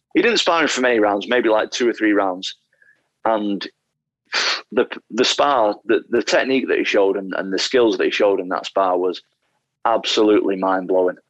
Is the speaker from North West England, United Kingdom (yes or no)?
yes; Salford, North West England, United Kingdom; also born or lived in Atherton, Greater Manchester; I was born in a place called Salford, Greater Manchester.